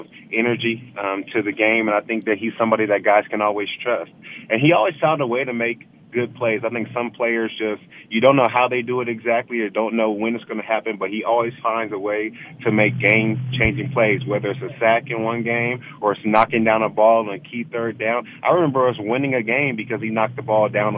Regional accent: Palmdale, California, United States; moved away; back in my hometown of Palmdale

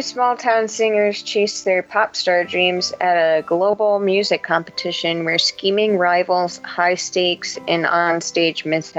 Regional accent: United States; It's how we Americans roll.

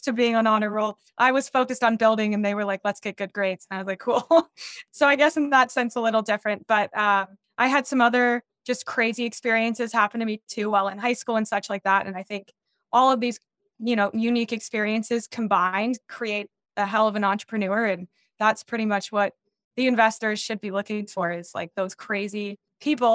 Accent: Denver, Colorado, United States; I grew up in Denver, Colorado

